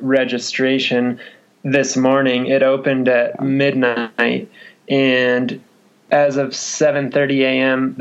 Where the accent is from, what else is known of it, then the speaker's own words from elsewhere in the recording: Crested Butte, Colorado, United States; I was born and raised in Crested Butte